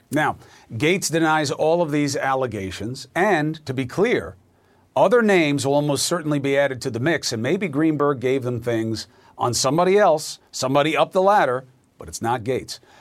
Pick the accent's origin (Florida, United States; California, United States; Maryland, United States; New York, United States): New York, United States; as a New Yorker